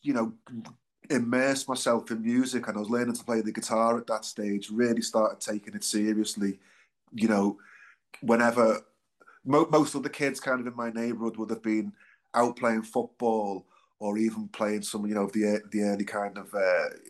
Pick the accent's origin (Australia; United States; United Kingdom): United Kingdom; Liverpool, North West England; I was born and bred in Liverpool. I'm sure you can probably tell by my accent.